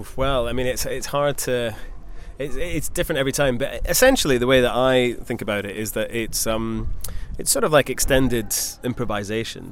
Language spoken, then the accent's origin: English; Scotland, United Kingdom; I grew up in Scotland